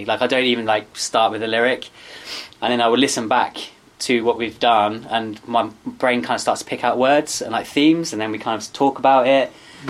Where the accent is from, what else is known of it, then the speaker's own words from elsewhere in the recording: Rowhedge, East of England, United Kingdom; We're actually all from Roe Hedge. We all live in Roe Hedge.